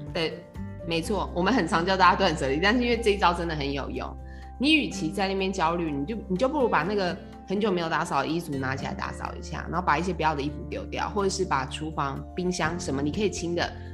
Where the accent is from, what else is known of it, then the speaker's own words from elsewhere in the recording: Taiwan; 我们台湾人